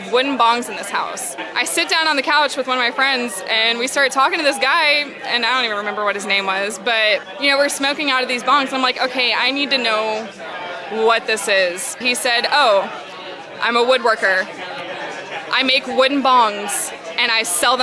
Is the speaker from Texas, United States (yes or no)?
yes; Houston, Texas, United States; also born or lived in Nacogdoches, Texas; I'm from Houston, Texas.